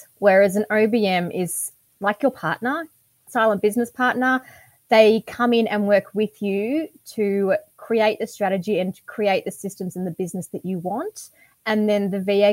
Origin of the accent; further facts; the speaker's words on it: Geelong, Victoria, Australia; also born or lived in Melbourne; I grew up in Melbourne. My parents owned a chain of laundromats in Burwood. And then they gave all that up for the country lifestyle. And we moved down to Geelong. And they bought a 200-acre property. And that's where we grew up